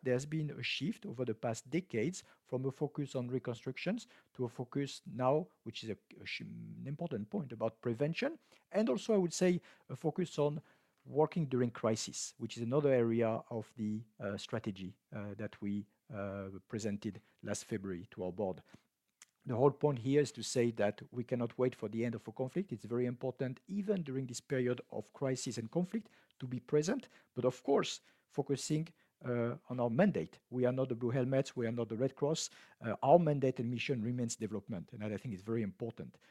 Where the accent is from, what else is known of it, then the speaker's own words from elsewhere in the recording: France; moved away; my home country, France